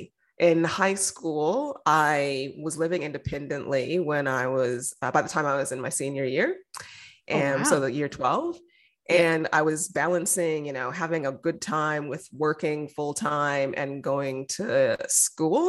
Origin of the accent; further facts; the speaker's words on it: Denver, Colorado, United States; moved away as an adult; also born or lived in Michigan; now in Victoria, Australia; I grew up in the States, in Colorado. So nice. I went to Denver Public Schools, happy graduate from there.